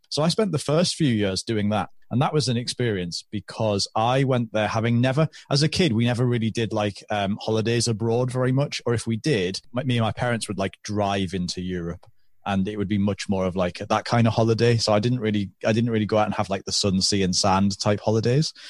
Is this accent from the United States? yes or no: no; United Kingdom; moving back to my hometown where I still am.